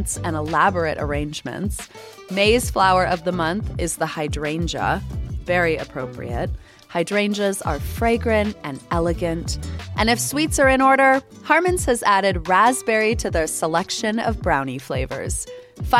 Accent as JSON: {"language": "English", "region": "Florida", "country": "United States", "tie": "born or raised there", "moved": "yes", "lives_now": "Salt Lake City, United States", "said": "I'm from Florida"}